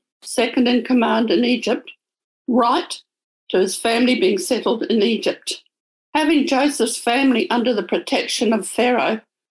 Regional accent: New Zealand; moved away as an adult; now in Sydney, Australia; As a young adult, God planted in me a desire to come to Sydney. I came from New Zealand, and God worked out a way for that to happen.

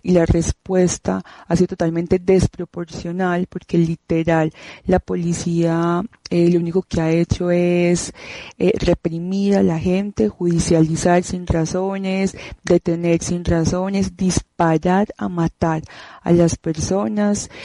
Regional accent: Medellín, Antioquia, Colombia; de Medellín, Colombia.

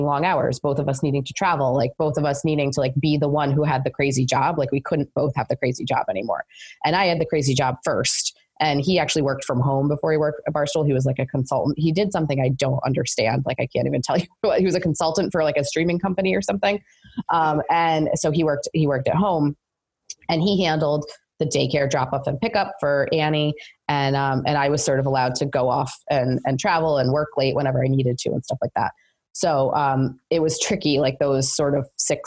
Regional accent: near Albany, New York, United States; I grew up near Albany, kind

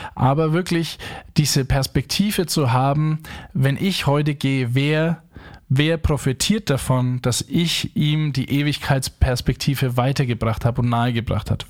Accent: Franconia, Bavaria, Germany; accent: Franconian; Erstens bin ich Franke in Neubrandenburg, da spricht ja keine Sau Fränkisch

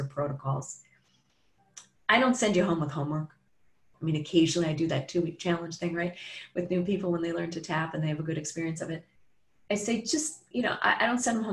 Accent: Chicago, Illinois, United States; Chicago where I'm from

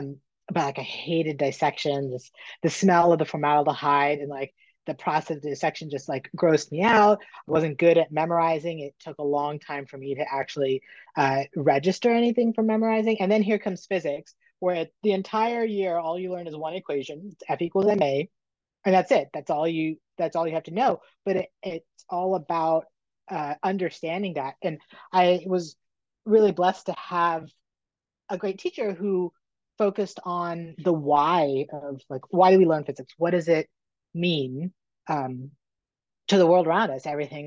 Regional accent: Northern Virginia, United States; I grew up in Northern Virginia.

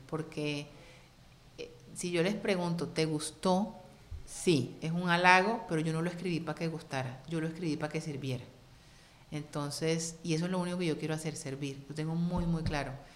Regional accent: Cartagena, Bolívar, Colombia; first language Spanish; now in United States

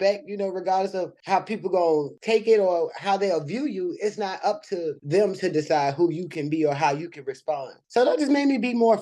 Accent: Richmond, Virginia, United States; I am originally from Richmond, Virginia, born and raised

